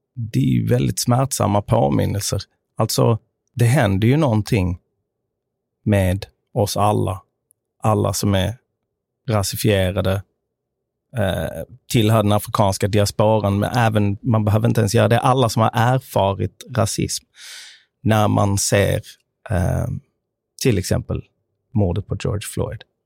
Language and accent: Swedish; Sweden; jag är uppvuxen i Sverige med amerikanska föräldrar.